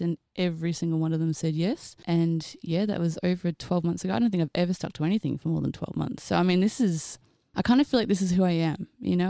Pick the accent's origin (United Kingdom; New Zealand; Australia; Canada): Australia; also born or lived in Queensland; I'm Australian.